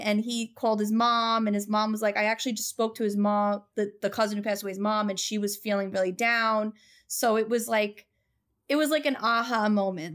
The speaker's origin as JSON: {"language": "English", "area": "Long Island", "region": "New York", "country": "United States", "said": "I'm from Long Island."}